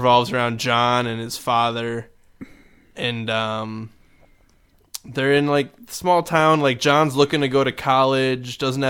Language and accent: English; Midwest, United States; accent: Midwestern; our Midwestern accents sounded like Canadians.